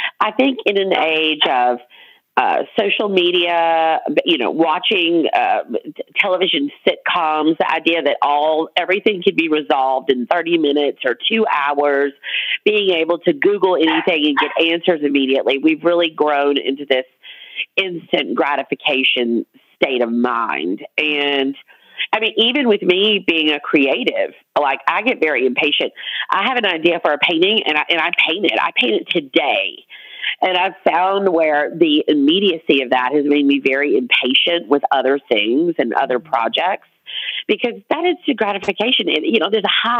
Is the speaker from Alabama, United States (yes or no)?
yes; Montgomery, Alabama, United States; now in Louisiana, United States; I'm originally from Montgomery, Alabama